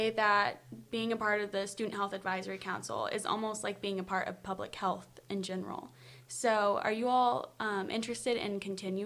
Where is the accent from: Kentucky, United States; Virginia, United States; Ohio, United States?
Kentucky, United States; Louisville; I'm from Louisville, Kentucky